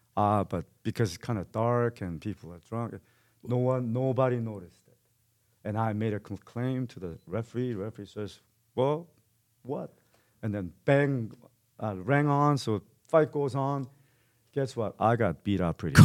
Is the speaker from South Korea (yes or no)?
yes; South Korea; now in Calgary, Canada; I'm, I'm Korean and born and raised in Korea